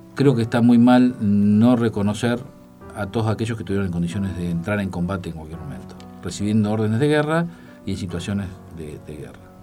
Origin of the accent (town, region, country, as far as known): Argentina